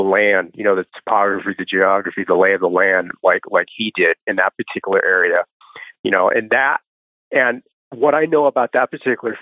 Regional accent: Pacific Northwest, United States; I grew up out here in the Pacific Northwest.

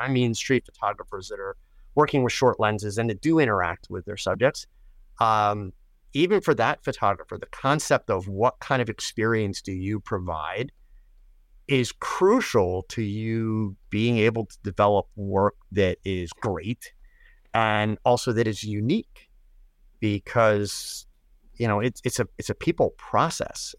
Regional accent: United States; I'm an American

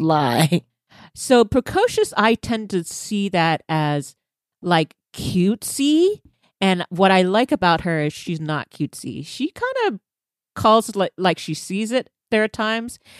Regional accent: Texas, United States; being Texan

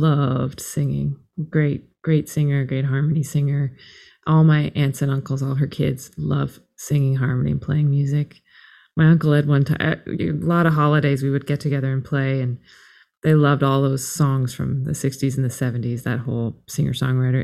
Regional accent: Toronto, Ontario, Canada; also born or lived in North Yorkshire, United Kingdom; we moved back to Canada. My mom was from Canada. We moved back there when I was still a baby

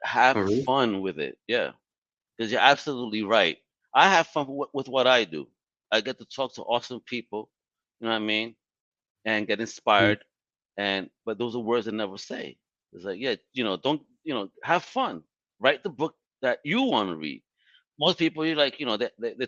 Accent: New York City, New York, United States; I'm from Brooklyn.

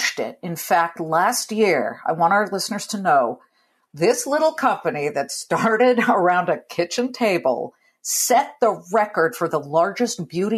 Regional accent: California, United States; I'm a Californian. I have zero accent. A little bit of Canadian because my folks came from Canada

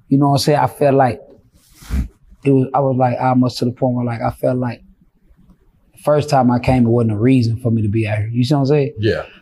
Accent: Fort Worth, Texas, United States; I'm from Fort Worth

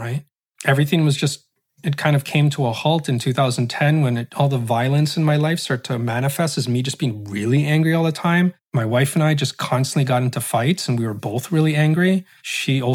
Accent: Canada; I was Muslim, Roman Catholic, Iraqi, Filipino, growing up in Canada

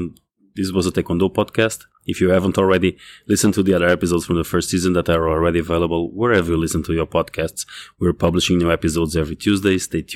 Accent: Canada; being a Canadian, of course, the development system developed in Canada

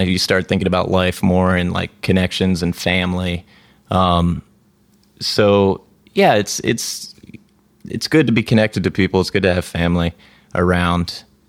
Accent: Florida, United States; moved away as an adult; now in San Francisco, United States; I'm from Florida.

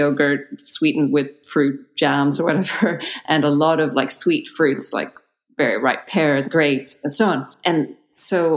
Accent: Belgium; moved away; I grew up in Belgium

